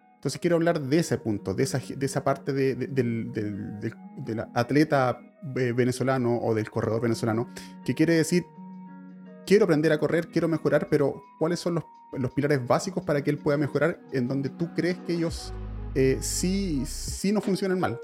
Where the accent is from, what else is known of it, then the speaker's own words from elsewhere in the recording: Chile; yo soy chileno